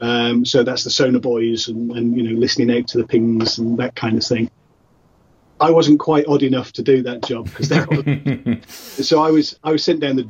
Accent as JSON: {"language": "English", "town": "Salford", "region": "North West England", "country": "United Kingdom", "tie": "born or raised there", "said": "where I grew up in Salford"}